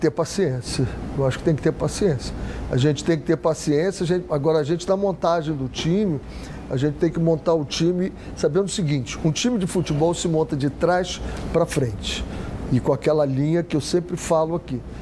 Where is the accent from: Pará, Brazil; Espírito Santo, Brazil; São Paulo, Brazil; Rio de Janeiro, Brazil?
Rio de Janeiro, Brazil; pertinho da onde eu nasci, Cavalcante, do lado do Engenho da Rainha